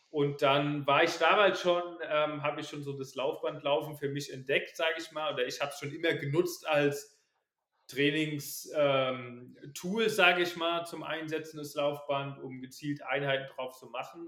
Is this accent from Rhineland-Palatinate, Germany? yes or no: yes; Ballborn, Rhineland-Palatinate, Germany; ich komme aus der Nähe von Kaiserslautern, aus dem kleinen Dorf, ähm, Balborn.